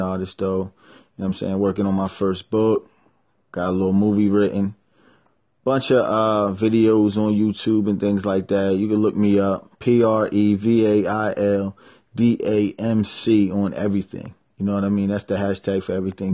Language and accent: English; New Jersey, United States; I'm an artist from South Jersey